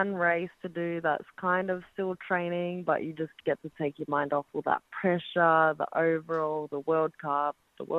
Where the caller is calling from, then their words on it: Cairns, Queensland, Australia; Cairns, Australia.